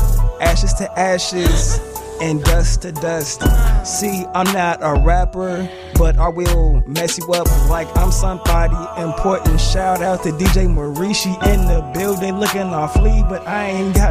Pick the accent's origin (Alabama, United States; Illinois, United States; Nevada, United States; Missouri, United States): Illinois, United States; Chicago; I'm from Chicago, better yet the South Side, yeah.